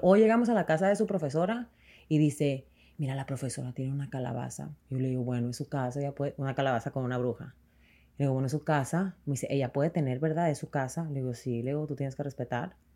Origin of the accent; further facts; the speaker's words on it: Mexico; moved away; nosotros como mexicanos llegamos aquí